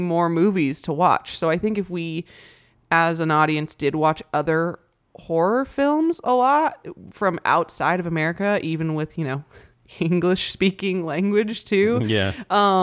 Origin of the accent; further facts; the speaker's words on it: United States; as an American here